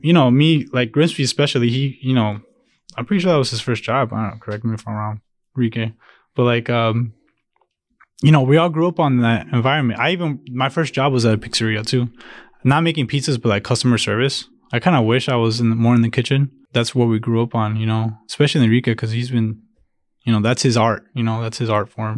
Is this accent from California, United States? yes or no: no; Chicago, Illinois, United States; born or raised there; first language Spanish; English is a second language; also born or lived in Jalisco, Mexico